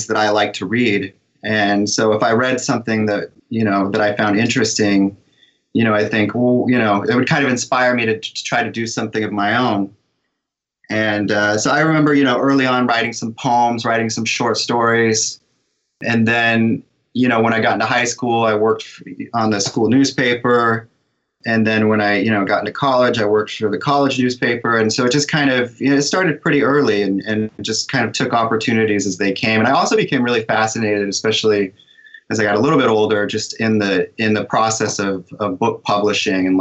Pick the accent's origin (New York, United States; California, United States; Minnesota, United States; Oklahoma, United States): California, United States; moved away; I grew up in California